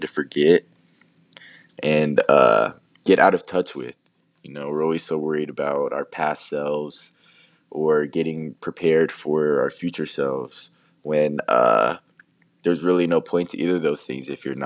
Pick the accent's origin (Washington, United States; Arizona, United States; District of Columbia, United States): Arizona, United States; I'm born and raised in Arizona